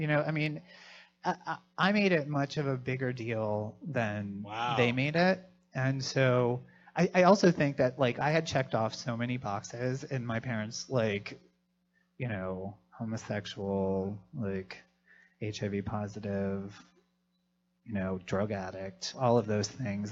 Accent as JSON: {"language": "English", "town": "Philadelphia", "region": "Pennsylvania", "country": "United States", "said": "I'm from Philadelphia."}